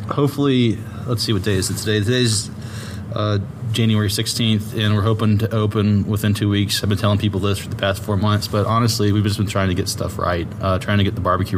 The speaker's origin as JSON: {"language": "English", "town": "Dunwoody", "region": "Georgia", "country": "United States", "tie": "born or raised there", "said": "I grew up in Dunwoody. I was born in Dunwoody"}